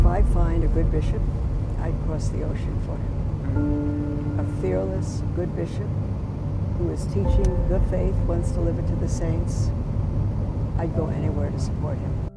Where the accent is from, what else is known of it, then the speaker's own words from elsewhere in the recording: New York, United States; I'm a New Yorker